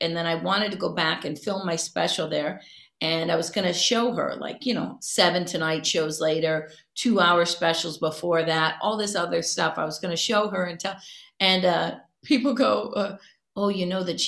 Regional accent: Cleveland, Ohio, United States; moved away; originally I'm from Cleveland and I'm a Browns fan

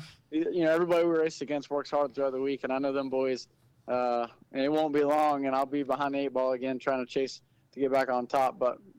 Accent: New Jersey, United States; born there; moved away; well, I was born in New Jersey. We moved down here

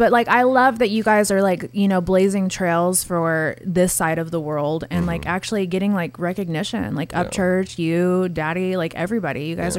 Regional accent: West Coast, United States; You know, I'm from the West Coast. I never knew what a fucking country rap artist was until I moved here.

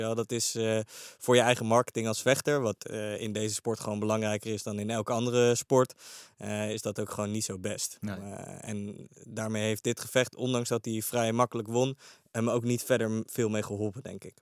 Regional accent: The Hague, South Holland, Netherlands; in Den Haag waar ik vandaan kom

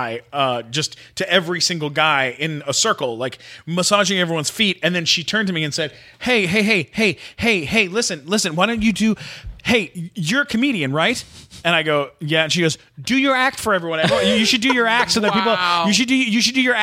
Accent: Canada; I'm Canadian.

